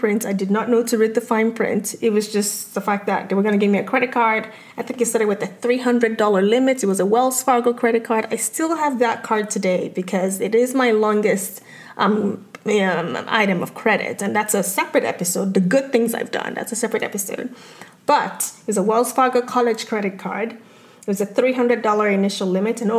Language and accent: English; Lagos, Nigeria; now in United States; growing up in Lagos, Nigeria